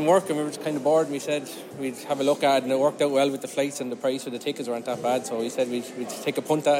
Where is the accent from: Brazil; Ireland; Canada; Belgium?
Ireland; Just outside Dublin. About 10 minutes outside Dublin.